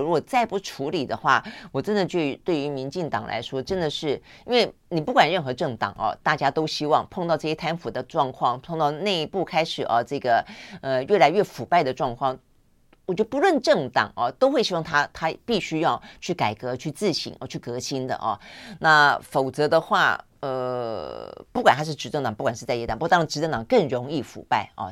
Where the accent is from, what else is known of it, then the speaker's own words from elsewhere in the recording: Tainan, Taiwan; 我也是台南人